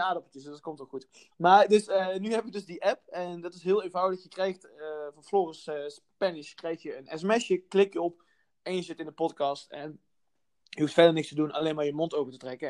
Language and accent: Dutch; North Brabant, Netherlands; moved away as an adult; also born or lived in Amsterdam; kom ik uit het Brabantse landschap